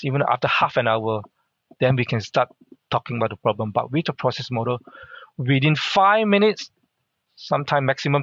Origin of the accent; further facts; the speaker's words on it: Mersing, Johor, Malaysia; first language Hakka; English is a second language; moved away as an adult; also born or lived in Singapore; now in Australia; everyone know everyone in the little town called Mersing